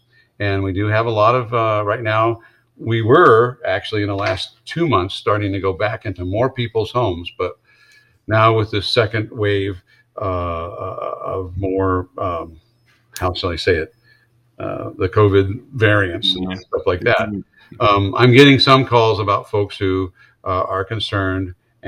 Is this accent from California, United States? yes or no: no; Wisconsin, United States; I came down here from Wisconsin, so that kind of made sense.